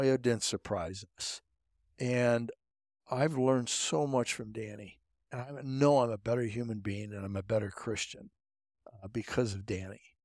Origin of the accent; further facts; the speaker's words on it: Pettisville, Ohio, United States; I was from Pettisville, Ohio, this town of 400